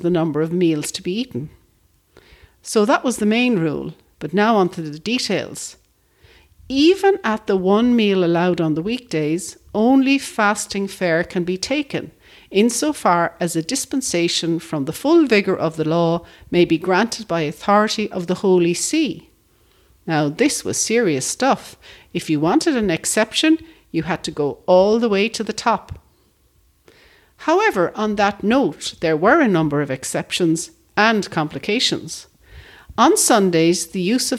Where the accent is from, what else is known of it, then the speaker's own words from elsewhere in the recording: Ireland; When I was growing up in Ireland as a young Roman Catholic